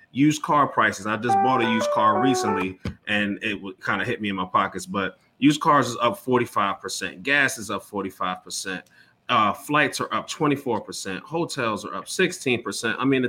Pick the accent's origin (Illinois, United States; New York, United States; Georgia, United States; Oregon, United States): New York, United States; I'm from New York